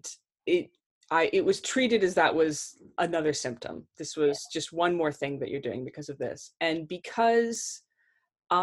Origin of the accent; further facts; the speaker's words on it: Kentucky, United States; accent: American; moved away as an adult; now in United Kingdom; I'm from Kentucky